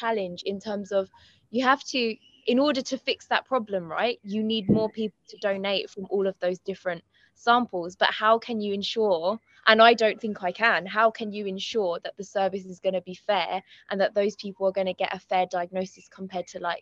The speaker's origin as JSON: {"language": "English", "town": "Croydon", "region": "London", "country": "United Kingdom", "tie": "born or raised there", "said": "My mum's grandparents met in Croydon. I've lived there my whole life, except for very recently when I moved to North London"}